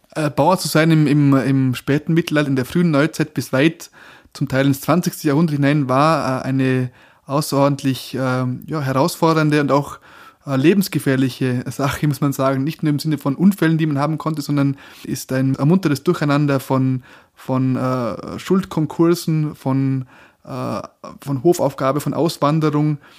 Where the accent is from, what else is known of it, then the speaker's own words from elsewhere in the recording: Bregenzerwald, Vorarlberg, Austria; moved away as an adult; now in Innsbruck, Austria; Ich bin ja ein, ein Bregenzer Wälder Gewächs, also ähm, bis in, ich weiß nicht, in welche Generation zurück, soweit ich weiß jedenfalls ähm, und bin im bäuerlichen Milieu aufgewachsen